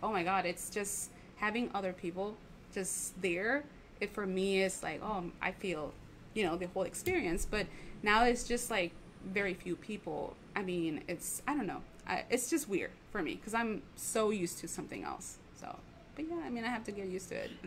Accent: Tijuana, Baja California, Mexico; I'm a native from Tijuana

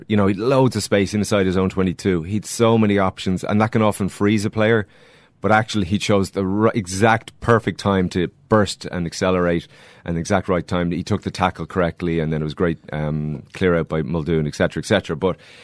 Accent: Leinster, Ireland; I'm from Leinster

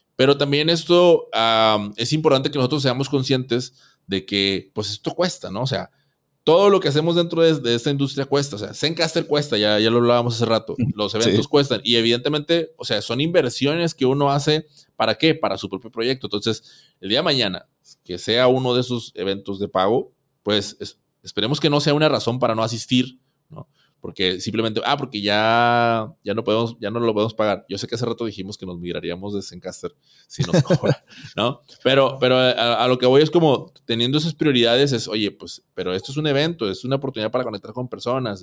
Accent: Monterrey, Nuevo León, Mexico; aquí en Monterrey, aquí en mi tierra.

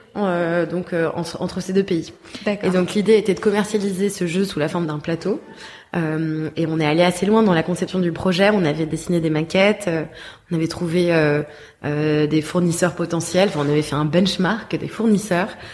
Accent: Paris, Île-de-France, France; moved away; also born or lived in Bordeaux; je suis née, j'ai grandi à Paris, mais j'ai ensuite vécu dix ans à Bordeaux

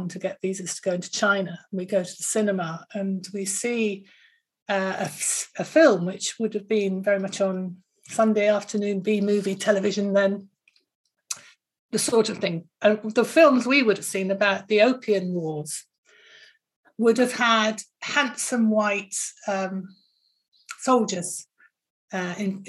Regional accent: Bristol, South West England, United Kingdom; I come from Bristol

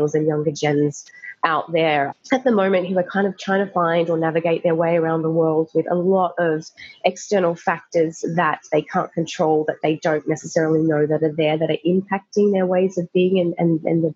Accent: Australia; moved away as an adult; now in London, United Kingdom; I'm currently living in London, Australian born.

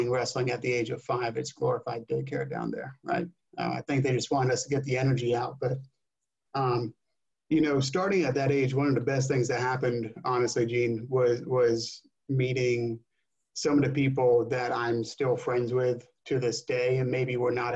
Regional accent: New Jersey, United States; growing up in New Jersey

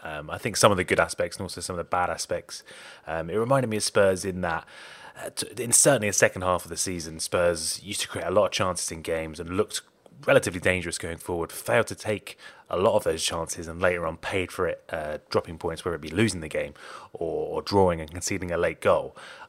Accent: England, United Kingdom; Let's start on England, …, since we're both English.

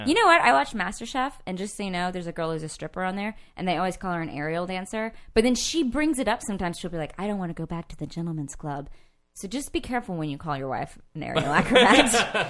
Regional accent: Marshall, Texas, United States; We're from Northeast Texas.

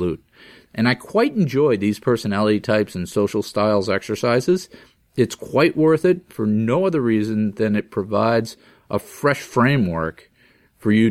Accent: Massachusetts, United States; I'm from Massachusetts and it's just a different mindset

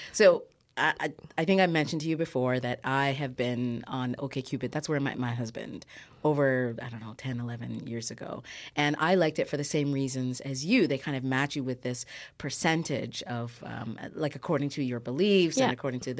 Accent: Newmarket, Ontario, Canada; also born or lived in Ghana; I grew up in Newmarket, so I get it.

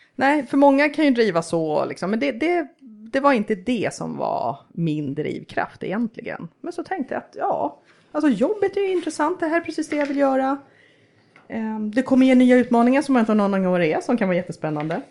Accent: Sweden; moved away as an adult; now in Russia; vi är två som är svenskar

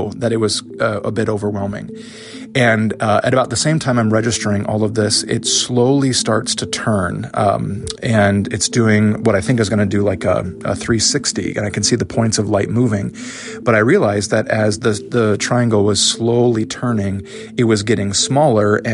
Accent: Northwest Iowa, United States; now in Erie, United States; I live in Erie, Pennsylvania, and I'm originally from Iowa

